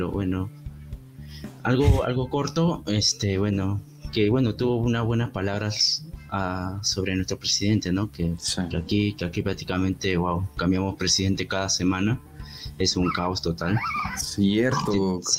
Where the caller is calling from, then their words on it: Peru; Este, nada, yo te escribo de Perú.